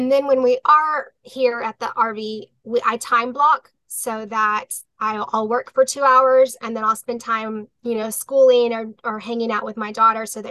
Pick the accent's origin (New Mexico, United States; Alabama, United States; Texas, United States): Texas, United States; South; we're from South Texas